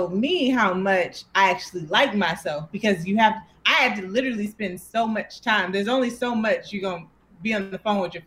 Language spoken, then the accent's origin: English; Atlanta, Georgia, United States; moved away as an adult; also born or lived in Louisiana; now in New York, United States; I grew up in Atlanta. So okay. I come from Atlanta, but I was born in Louisiana